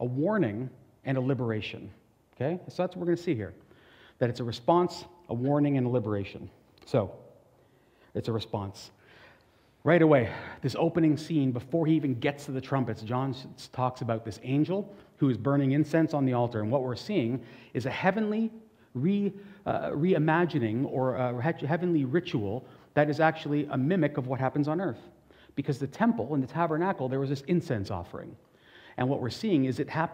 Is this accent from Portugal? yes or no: yes; Portugal; And I'm Portuguese